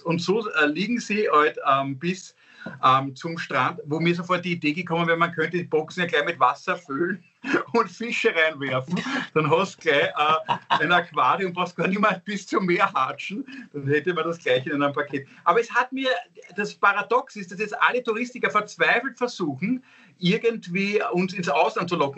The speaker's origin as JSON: {"language": "German", "region": "Vienna", "country": "Austria"}